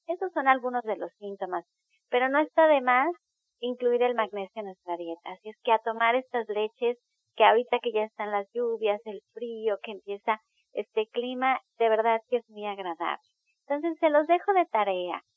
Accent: Mexico; somos mexicanos

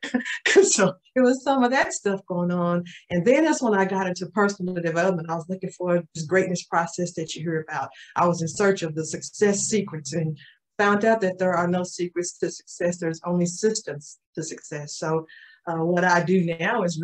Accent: Tulsa, Oklahoma, United States; I am from Tulsa, Oklahoma, born and raised, been here all my life

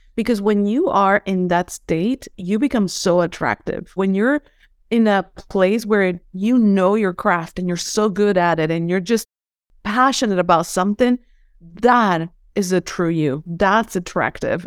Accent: Venezuela; English is a second language; moved away as an adult; now in United States; I'm from Venezuela, and I was raised in, in a very spiritual way.

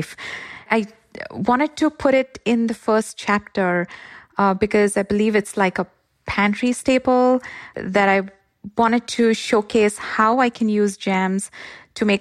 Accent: Mumbai, Maharashtra, India; now in Bay Area, United States; I'm originally from Mumbai

